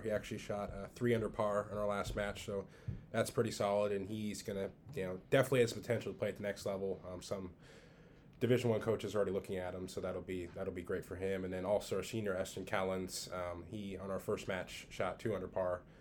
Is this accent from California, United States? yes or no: yes; Southern California, United States; also born or lived in Southern Michigan; born and raised in Southern California